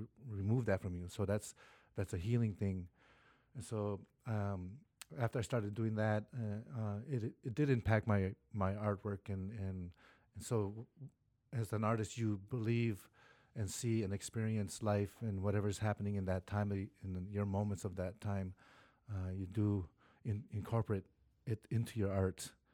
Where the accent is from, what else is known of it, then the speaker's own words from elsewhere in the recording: Oneida Nation, Wisconsin, United States; I'm from Oneida Nation, Wisconsin